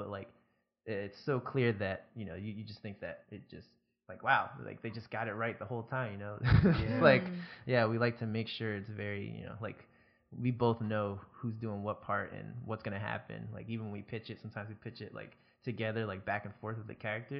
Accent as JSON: {"language": "English", "region": "New Jersey", "country": "United States", "said": "Like I'm from Jersey, but I, like at the time I was in Georgia, I lived or moved all across the East Coast or along the East Coast a bunch."}